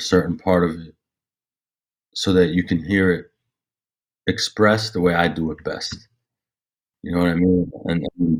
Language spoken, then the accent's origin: English; Jenin, West Bank, Palestine; I'm Palestinian. So I'm Palestinian from Jenin. My pops is from Jenin and my mom's from Nablus.